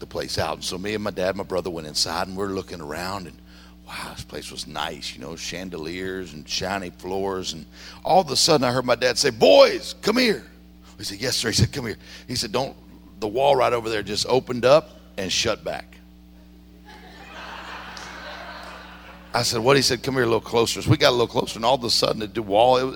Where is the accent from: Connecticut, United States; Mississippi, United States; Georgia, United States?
Mississippi, United States; I grew up in Mississippi.